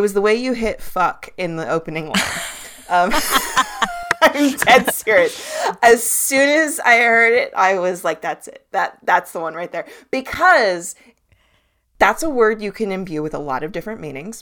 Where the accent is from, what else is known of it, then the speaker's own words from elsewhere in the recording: Los Angeles, California, United States; moved away; I do live in the woods now, but I grew up in Los Angeles